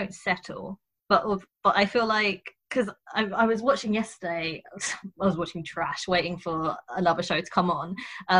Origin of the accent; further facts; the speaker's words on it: England, United Kingdom; Maybe that's just because I'm stupid English and I just hate phone calls.